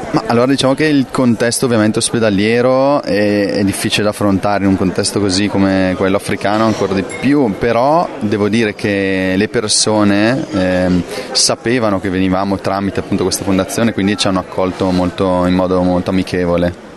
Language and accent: Italian; Brescia, Lombardy, Italy; nel mio territorio Rio Brecciano perché io sono, sono del lago di Carda, quindi sono di Brescia.